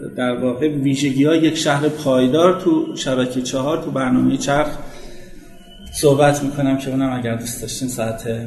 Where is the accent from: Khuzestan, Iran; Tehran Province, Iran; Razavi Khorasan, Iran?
Tehran Province, Iran; Tehran; در فلک دوم نیرو هوایی به دنیا آمدم